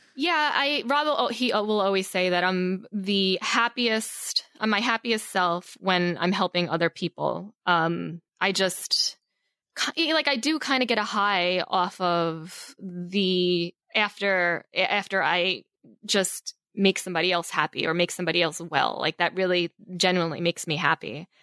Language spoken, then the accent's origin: English; Long Island, New York, United States; moved away as an adult; also born or lived in Queens, New York; now in Los Angeles, United States; I grew up mostly, mostly on Long Island, New York, uh, originally born in Queens, then moved to, like, Long Island when I was about seven